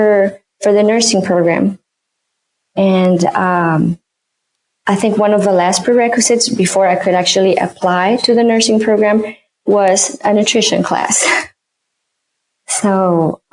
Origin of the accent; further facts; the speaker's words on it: Mexico; moved away as an adult; now in Chicago, United States; I grew up in Mexico, and I moved when I was almost 20.